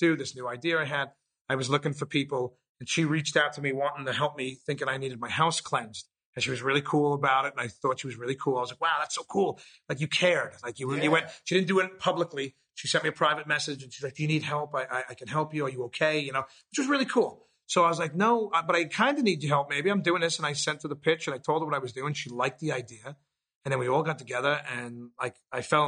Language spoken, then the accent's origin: English; New York City, New York, United States; born or raised there